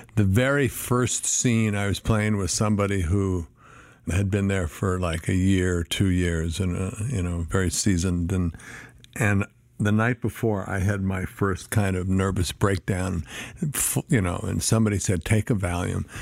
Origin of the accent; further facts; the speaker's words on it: Flagstaff, Arizona, United States; also born or lived in San Diego, California / Boulder, Colorado / Tucson, Arizona; my, you know, eight years old on was Flagstaff, Arizona.